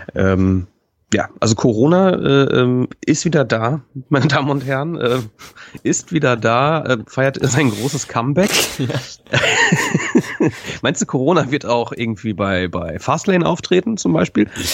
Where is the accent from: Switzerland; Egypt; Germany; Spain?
Germany; North Rhine-Westphalia; born or raised there; now in Hamburg, Germany